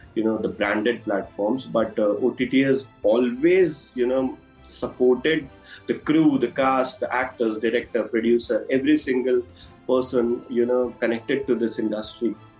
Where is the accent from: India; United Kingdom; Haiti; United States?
India; Udaipur, Rajasthan; moved away as an adult; now in Mumbai, India; I'm born and brought up in Udaipur only. I I was here till my school days.